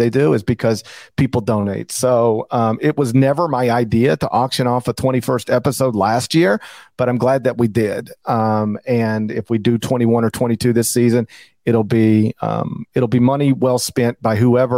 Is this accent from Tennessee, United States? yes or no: yes; Memphis, Tennessee, United States; that is an amazing place in my hometown.